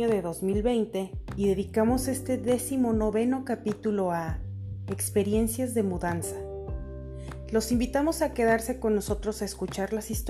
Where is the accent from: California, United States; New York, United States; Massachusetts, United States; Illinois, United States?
California, United States; San Francisco; moved away as an adult; also born or lived in Montreal, California, United States; now in Mexico; Soy originario de San Francisco, California. Viví ahí desde mi nacimiento hasta los 24 años.